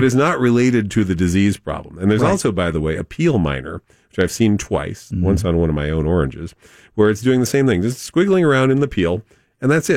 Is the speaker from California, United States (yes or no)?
yes; San Diego, California, United States; growing up in La Jolla.